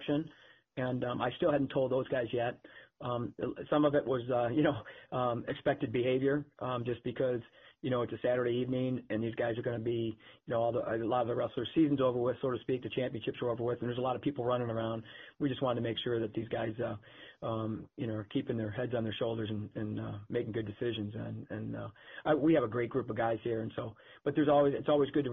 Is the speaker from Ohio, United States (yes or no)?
yes; Cleveland, Ohio, United States; moved away; also born or lived in Ann Arbor; I grew up in Cleveland